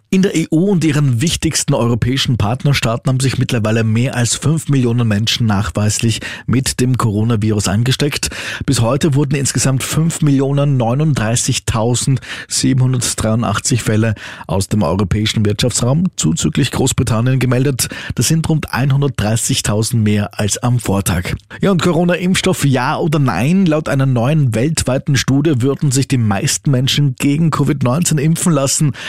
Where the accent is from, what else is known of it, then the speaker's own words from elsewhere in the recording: Austria; bei uns in Österreich